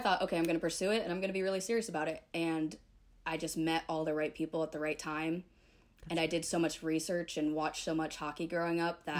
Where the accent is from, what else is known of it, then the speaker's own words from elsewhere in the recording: Detroit, Michigan, United States; moved away; also born or lived in Atlanta, Georgia; growing up in Detroit, it's hockey town.